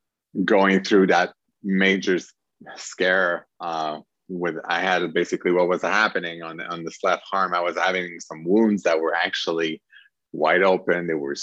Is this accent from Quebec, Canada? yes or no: yes; Quebec, Canada; I come from Quebec, Canada